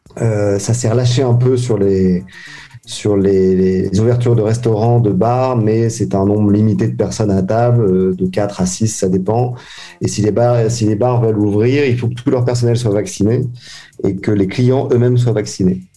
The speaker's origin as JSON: {"language": "French", "country": "France", "moved": "yes", "lives_now": "Hong Kong", "said": "si j'étais resté en France"}